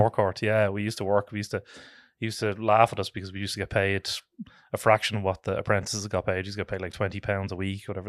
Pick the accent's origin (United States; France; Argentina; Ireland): Ireland; Dublin, Leinster; I am born and reared in Tala, uh, originally